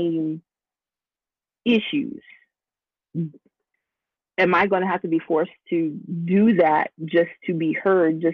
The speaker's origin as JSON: {"language": "English", "town": "Washington", "region": "District of Columbia", "country": "United States", "tie": "born or raised there", "also_born_or_lived": "North Carolina", "moved": "as an adult", "lives_now": "Atlanta, United States", "said": "I grew up in the Washington, D.C. area"}